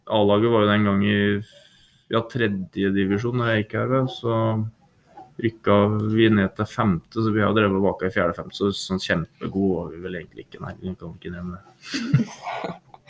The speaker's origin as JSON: {"language": "Norwegian", "country": "Norway", "tie": "born or raised there", "also_born_or_lived": "Trondheim", "said": "jeg har vokst opp eh, på Nyhus på Steia her"}